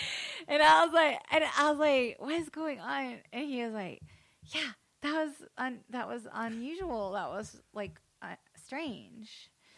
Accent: the South, United States; grew up in the South, yeah.

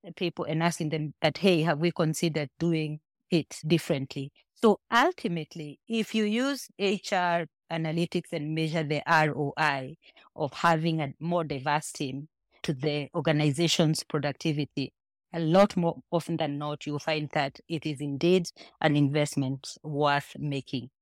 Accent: Kenya; moved away as an adult; now in Nigeria; I am Kenyan, but consider myself probably half Nigerian, given how well assimilated I have been in Nigeria

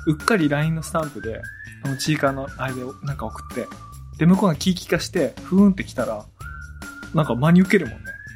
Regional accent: Iwate, Japan; 僕、岩手出身なんですけど

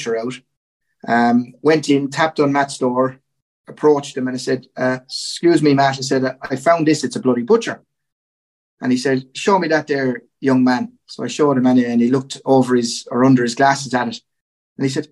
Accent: Goresbridge, County Kilkenny, Ireland; I grew up in Gorn in County Kilkenny

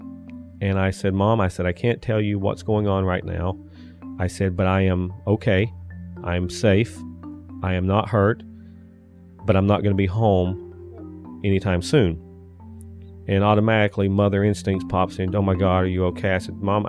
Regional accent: Andrews, North Carolina, United States; accent: Southern; moved away as an adult; now in Taunton, United States; I was born and raised in Andrews, North Carolina, which is over in the western part of the state, out in the Cherokee County

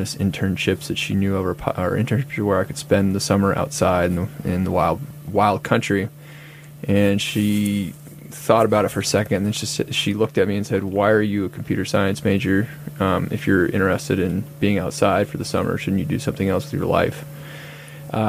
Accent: Idaho, United States; growing up in Idaho, working on public lands policy issues

